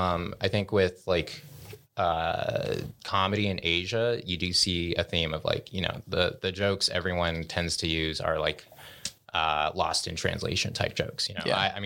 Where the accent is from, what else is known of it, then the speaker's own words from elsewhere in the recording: Colorado, United States; born there; So I am Cambodian American, meaning that both my parents are Cambodian, but I was actually born in Boulder County.